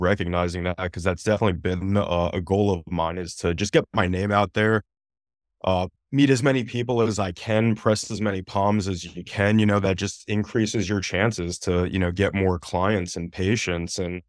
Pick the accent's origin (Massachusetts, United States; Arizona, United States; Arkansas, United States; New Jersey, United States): New Jersey, United States; moved away as an adult; now in Boca Raton, United States; I'm originally from New Jersey, came down to South Florida via University of Miami, and loved it so much down here in the sunny weather. I stayed down here for law school and met you shortly thereafter.